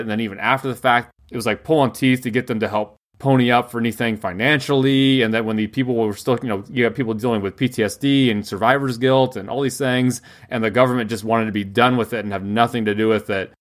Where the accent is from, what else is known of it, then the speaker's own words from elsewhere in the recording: United States; as an American